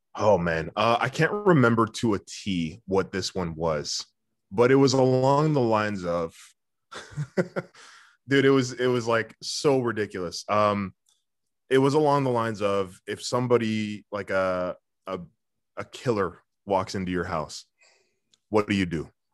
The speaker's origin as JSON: {"language": "English", "town": "Ottawa", "region": "Ontario", "country": "Canada", "tie": "born or raised there", "also_born_or_lived": "Orleans, Ottawa", "said": "down the same street of where I grew up"}